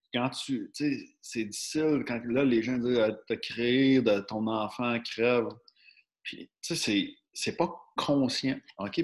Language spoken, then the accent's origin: French; Quebec, Canada; on est des Québécois